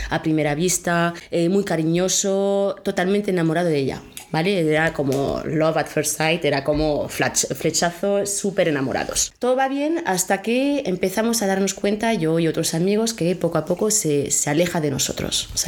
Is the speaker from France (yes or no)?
yes; France; Spanish is a second language; Soy francesa.